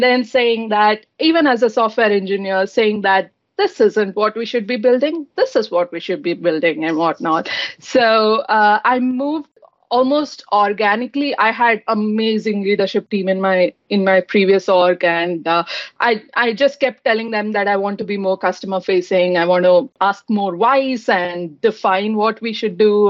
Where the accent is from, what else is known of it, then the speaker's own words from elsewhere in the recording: Bangalore, Karnataka, India; moved away as an adult; now in Redmond, United States; I'm from Bangalore in India